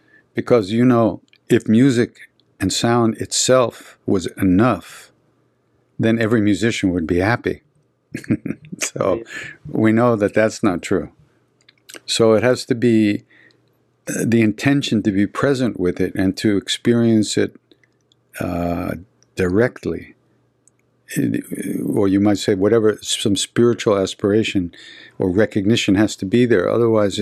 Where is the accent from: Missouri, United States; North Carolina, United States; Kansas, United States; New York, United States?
New York, United States; Long Island; I'm from Long Island